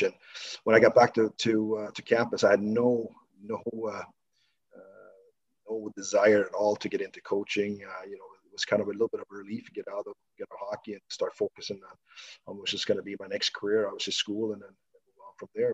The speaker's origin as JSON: {"language": "English", "town": "Stockholm", "region": "Stockholm County", "country": "Sweden", "tie": "born or raised there", "also_born_or_lived": "Huddinge", "moved": "as an adult", "said": "born and raised in southern southern part of Stockholm"}